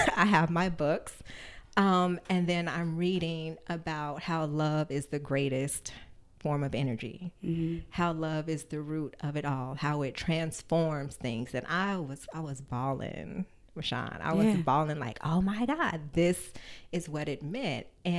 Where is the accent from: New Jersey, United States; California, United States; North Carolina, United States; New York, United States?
California, United States; San Bernardino; San Bernardino. It's so funny. I was raised Catholic.